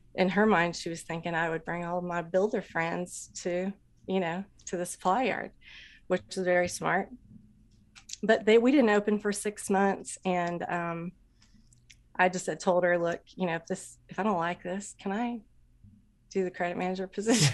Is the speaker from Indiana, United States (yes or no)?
yes; Anderson, Indiana, United States; I grew up in Indiana, Anderson, Indiana